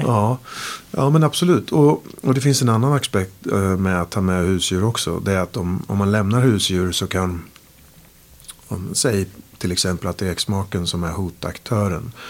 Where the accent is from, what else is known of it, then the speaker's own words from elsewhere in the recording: Sweden; de såg någonting i mig som svensk, med svensk värdegrund